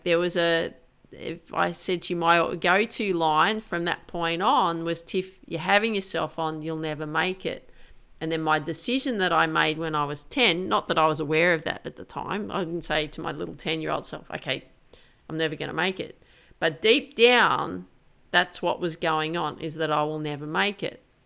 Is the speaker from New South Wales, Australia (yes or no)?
yes; Grafton, New South Wales, Australia; I grew up in Grafton.